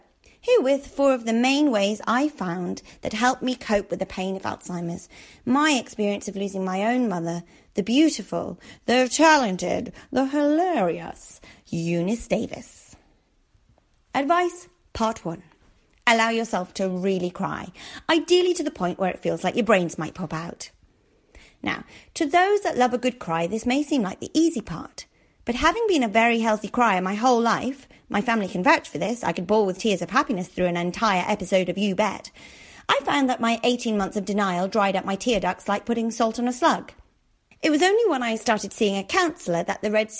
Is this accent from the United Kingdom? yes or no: yes; Darlington, North East England, United Kingdom; moved away; my hometown of Darlington